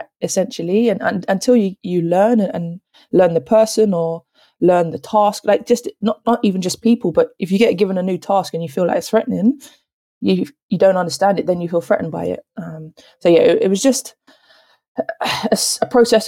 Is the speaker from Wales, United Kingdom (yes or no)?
no; London, United Kingdom; accent: South London; moved away; also born or lived in Kent; I didn't realise that South London had an accent compared to Kent. And it's only when I hear other people from South London come to Kent, like, you're from South, aren't you?